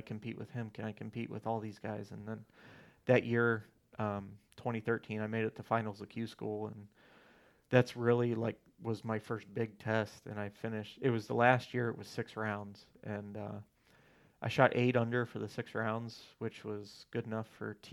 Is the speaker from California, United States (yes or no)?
no; Ohio, United States; I'm from Ohio